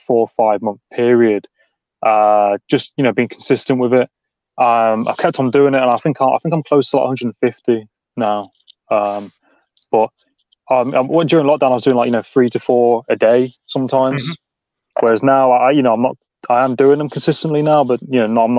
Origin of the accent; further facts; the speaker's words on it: Nottingham, East Midlands, United Kingdom; now in Cornwall, United Kingdom; I'm originally from Nottingham